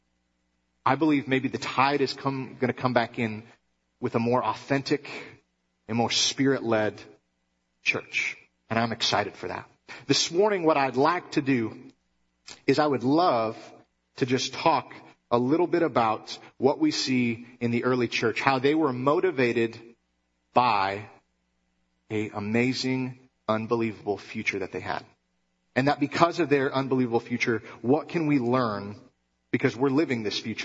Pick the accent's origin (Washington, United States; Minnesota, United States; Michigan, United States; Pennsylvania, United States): Michigan, United States; moved away; I grew up in Michigan